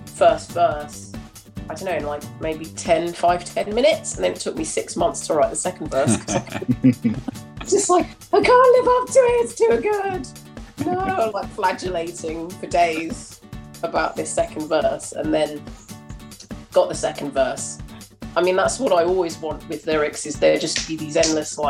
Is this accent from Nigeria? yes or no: no; London, United Kingdom; I'm very near where I grew up in Tufnell Park.